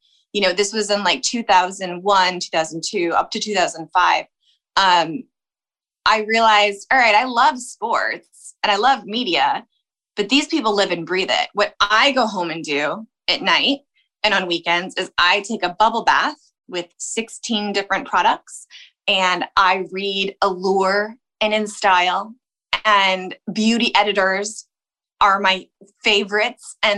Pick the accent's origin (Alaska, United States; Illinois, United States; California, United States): Illinois, United States; Chicago; moved away as an adult; also born or lived in Los Angeles; I'm from Chicago, so I'd read like the Chicago Tribune